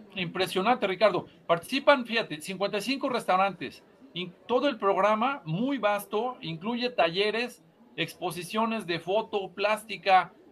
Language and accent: Spanish; Puebla, Mexico; nosotros lo amamos como poblanos